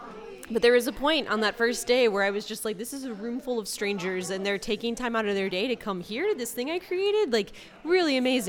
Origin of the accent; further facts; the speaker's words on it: St. Louis, Missouri, United States; I'm from St. Louis. I went to Rosati Kane High School.